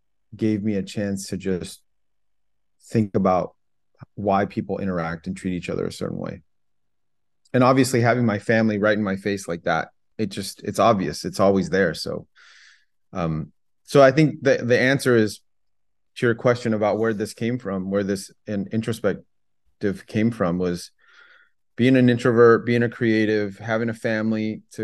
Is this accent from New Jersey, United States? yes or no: no; Los Angeles, California, United States; also born or lived in Vietnam / France; I grew up in the San Gabriel Valley.